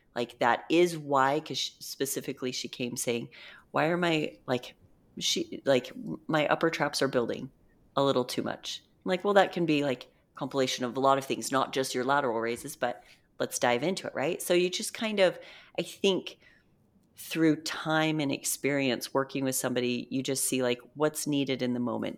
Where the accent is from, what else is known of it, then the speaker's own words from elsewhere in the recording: Utah, United States; I'm from Utah